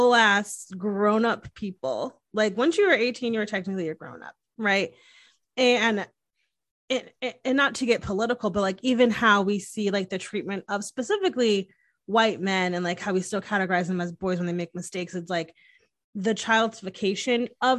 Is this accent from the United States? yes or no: yes; Northeast, United States; Oh yeah, I swear I can say. I'm from the Northeast. I swear I can freaking say.